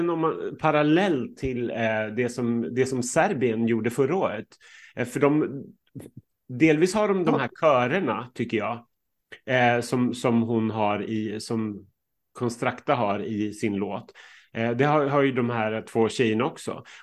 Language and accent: Swedish; Norway; Ja, vi är, vi är ju från Norge